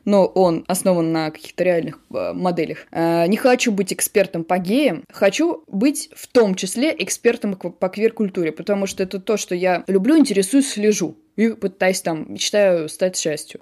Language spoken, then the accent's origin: Russian; Samara, Samara Oblast, Russia; moved away as an adult; now in Moscow, Russia; Я выросла в Самаре, но потом я поступила в МГИМО и уехала